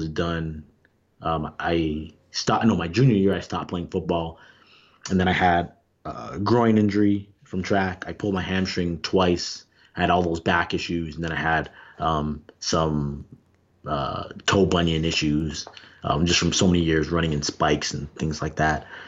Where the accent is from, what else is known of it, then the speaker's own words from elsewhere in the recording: Toronto, Ontario, Canada; growing up in Toronto